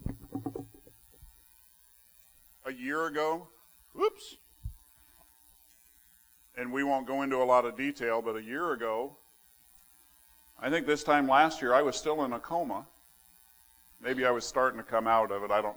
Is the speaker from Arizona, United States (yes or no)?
yes; southern Arizona, United States; moved away as an adult; also born or lived in California; now in West Virginia, United States; he took this little ornery kid from southern Arizona and has moved him to West Virginia